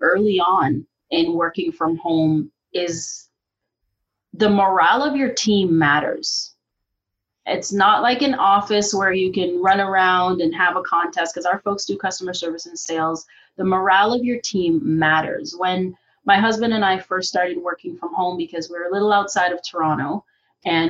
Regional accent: Jamaica; now in Canada; I'm originally from Jamaica

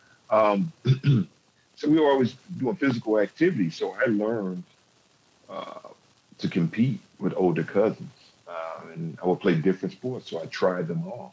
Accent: Detroit, Michigan, United States; also born or lived in Twin Cities, Minnesota; now in Minneapolis, United States; I grew up in Detroit, Michigan

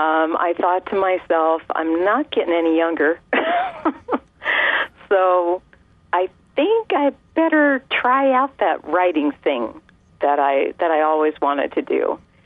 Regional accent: California, United States; I was born and raised in California.

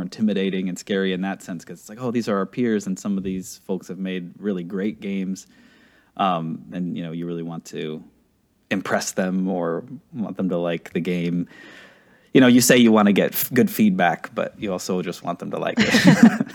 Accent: Pittsburgh, Pennsylvania, United States; also born or lived in Czech Republic; I come from the Czech Republic. I was, like, five or so when, um, my parents immigrated with me. This would have been like in eighty-nine or something like that, ninety. Uh, grew up in Pittsburgh, Pennsylvania

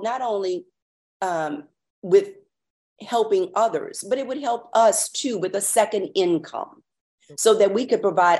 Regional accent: New Roads, Louisiana, United States; I'm a small town girl. I am from New Roads, Louisiana

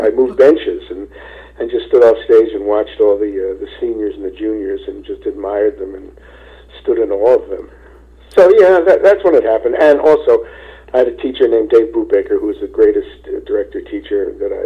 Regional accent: Philadelphia, Pennsylvania, United States; also born or lived in Ardmore; I'm a Philadelphia boy, born and bred

